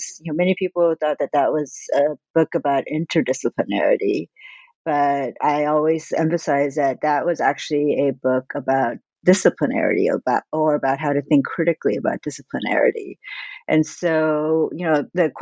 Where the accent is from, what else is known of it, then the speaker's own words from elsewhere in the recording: Southern California, United States; also born or lived in Korea; grew up all over Southern California.